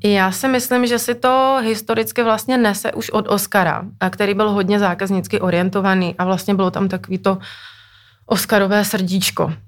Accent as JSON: {"language": "Czech", "region": "Moravia", "country": "Czechia", "moved": "yes", "said": "pocházím z Moravy"}